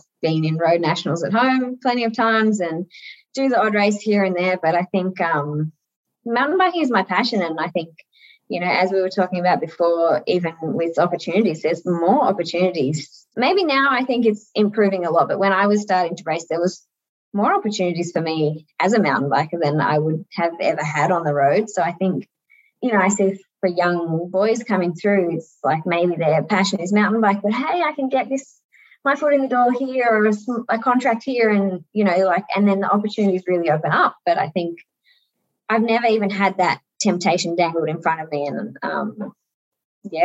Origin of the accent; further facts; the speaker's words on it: Australia; as an Aussie